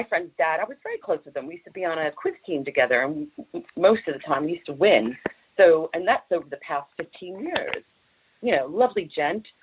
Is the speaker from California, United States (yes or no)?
no; Long Branch, New Jersey, United States; now in Knaresborough, United Kingdom; I come from Long Branch, New Jersey